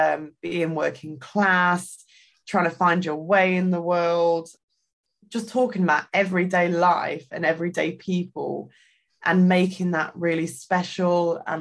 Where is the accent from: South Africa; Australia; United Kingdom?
United Kingdom; East Midlands; So I grew up in Derbyshire, which is a county in the UK.